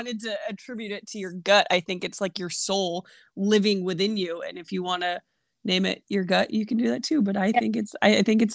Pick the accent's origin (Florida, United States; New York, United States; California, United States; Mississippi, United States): New York, United States; My upbringing. I am from New York. I am a typical stubborn New Yorker